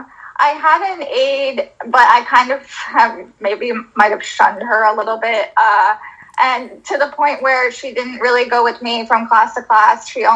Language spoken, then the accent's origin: English; Florida, United States; now in Philadelphia, United States; I'm originally from Florida.